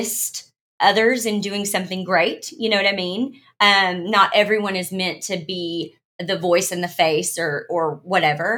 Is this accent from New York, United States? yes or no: no; Arkansas, United States; I was born in Arkansas.